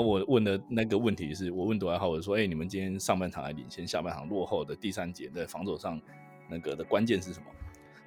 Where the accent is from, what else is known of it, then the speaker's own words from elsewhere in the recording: Taiwan; also born or lived in Wisconsin; 我们 身为台湾人